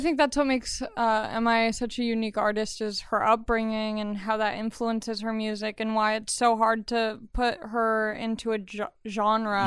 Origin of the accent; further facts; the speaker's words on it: Long Beach, California, United States; I grew up in Los Angeles County in Long Beach